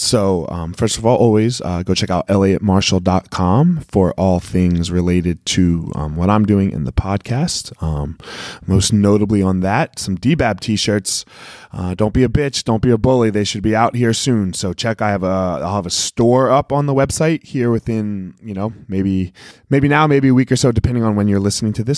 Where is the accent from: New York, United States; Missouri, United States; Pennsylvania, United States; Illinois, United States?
Pennsylvania, United States; Philadelphia; I grew up in Philly